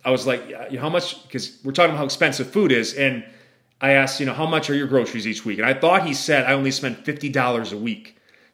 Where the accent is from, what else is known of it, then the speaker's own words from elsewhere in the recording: Wisconsin, United States; I'm from the Midwest, from Wisconsin